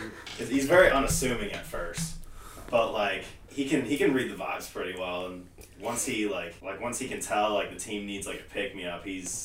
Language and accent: English; Akron, Ohio, United States; I'm actually from Akron.